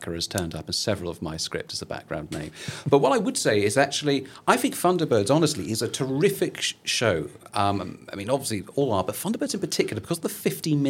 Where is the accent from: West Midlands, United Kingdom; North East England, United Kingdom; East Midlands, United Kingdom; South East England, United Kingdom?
South East England, United Kingdom; Portsmouth; moved away as an adult; also born or lived in Edinburgh; I grew up in Portsmouth, and I went to Edinburgh